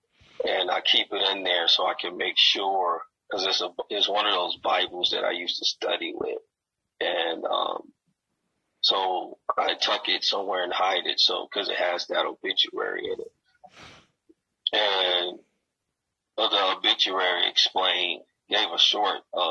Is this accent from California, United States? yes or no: no; Gary, Indiana, United States; now in Denver, United States; I grew up in Gary